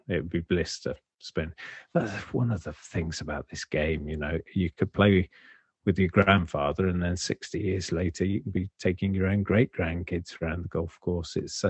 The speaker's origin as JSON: {"language": "English", "country": "United Kingdom", "said": "but we're British, so we never say that stuff out loud"}